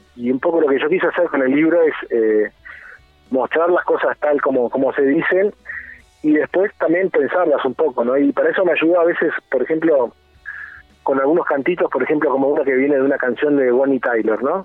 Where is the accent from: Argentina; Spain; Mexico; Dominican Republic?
Argentina; moved away as an adult; now in Montevideo, Uruguay; soy argentino. Eh, vivo acá en Montevideo desde hace como 15 años